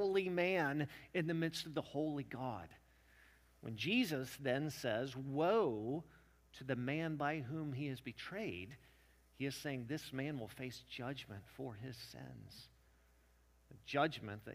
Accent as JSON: {"language": "English", "region": "Western Kentucky", "country": "United States", "tie": "born or raised there", "moved": "yes", "lives_now": "Tennessee, United States", "said": "I grew up in Western Kentucky. I now live in Winston, Tennessee"}